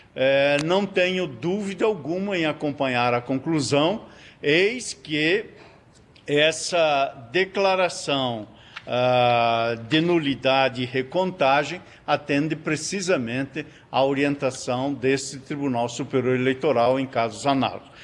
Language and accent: Portuguese; Rondinha, Rio Grande do Sul, Brazil; moved away; also born or lived in Paraná; Eu que nasci em Rondinha e me fiz paranaense